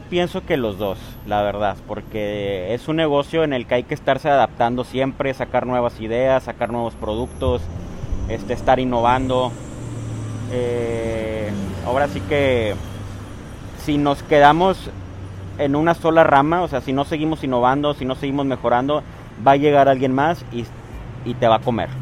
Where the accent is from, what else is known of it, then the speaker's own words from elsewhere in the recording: Matamoros, Tamaulipas, Mexico; also born or lived in Guadalajara; ¿por qué no empezarla en mi ciudad natal? Porque la idea también era aquí en, Matamoros